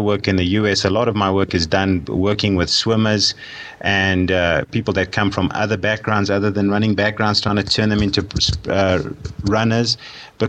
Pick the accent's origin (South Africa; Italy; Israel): South Africa; moved away; I'm a South African by birth, and I did most of my sport and most of my studying in South Africa